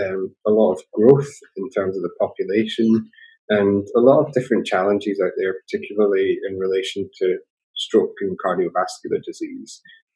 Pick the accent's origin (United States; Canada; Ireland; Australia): Australia; Sydney, New South Wales; I'm from Sydney and I work in Western Sydney at Blacktown Hospital